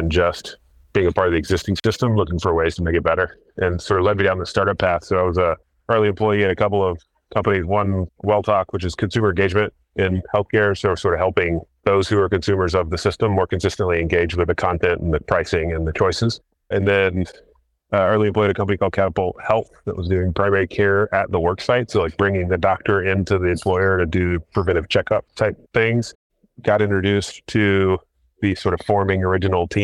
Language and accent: English; North Carolina, United States; I grew up in North Carolina